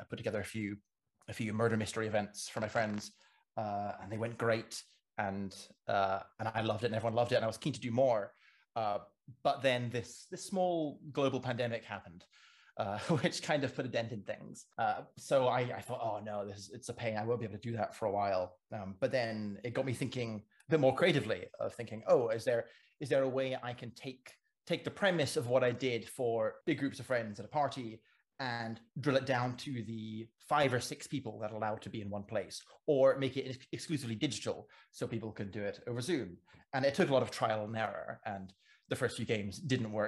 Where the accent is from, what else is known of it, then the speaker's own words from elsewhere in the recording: Cayman Islands; also born or lived in England; now in Edinburgh, United Kingdom; I grew up in the Cayman Islands and studied classics and ancient history over in England. And now I'm living in Edinburgh